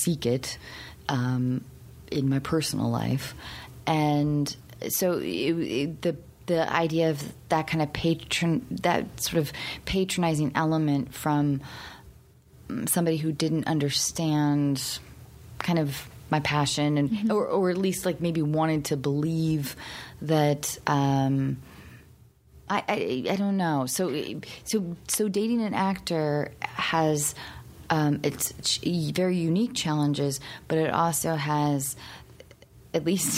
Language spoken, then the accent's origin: English; Seattle, Washington, United States; I grew up in Seattle.